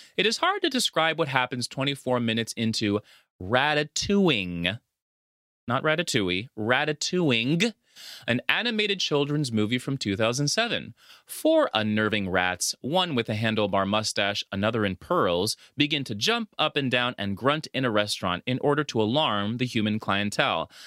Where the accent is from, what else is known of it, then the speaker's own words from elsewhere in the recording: La Paz, Bolivia; now in United States; growing up in Latin America, specifically Bolivia, a lot of times, at least back then when we lived there